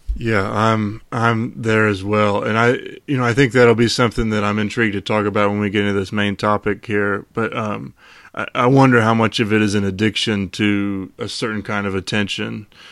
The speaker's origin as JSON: {"language": "English", "town": "Charlottesville", "region": "Virginia", "country": "United States", "tie": "born or raised there", "said": "growing up in Charlottesville"}